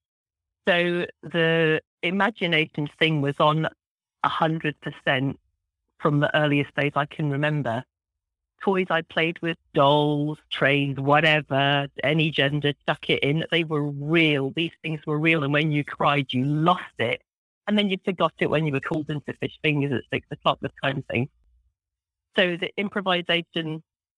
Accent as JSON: {"language": "English", "area": "just outside Glasgow", "region": "Scotland", "country": "United Kingdom", "tie": "born or raised there", "said": "I grew up in Scotland, just outside the city of Glasgow in the west coast of Scotland"}